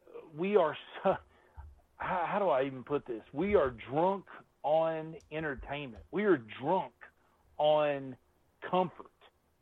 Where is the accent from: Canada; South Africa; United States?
United States; me as an American in this country